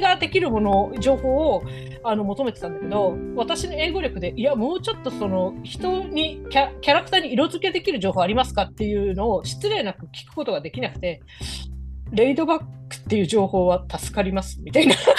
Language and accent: Japanese; Japan; 私が日本人ってバレてない可能性あるみたいな